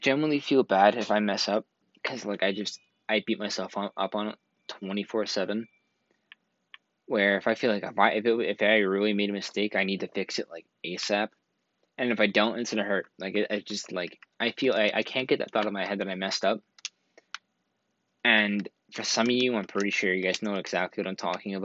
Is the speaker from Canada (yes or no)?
yes; Canada; I'm from Canada